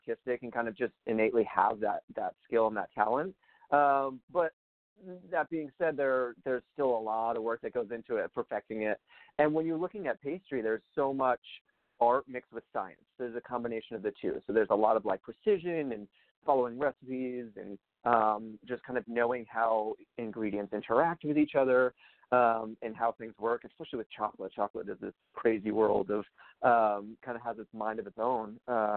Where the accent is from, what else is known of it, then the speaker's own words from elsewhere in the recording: Rhode Island, United States; also born or lived in Massachusetts; I am from Rhode Island, and that's where I was born and raised